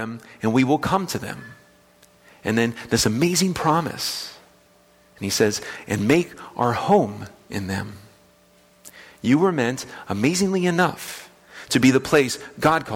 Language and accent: English; West Palm Beach, Florida, United States; moved away as an adult; now in Kansas, United States; the house that I grew up in West Palm Beach, Florida, on Stratford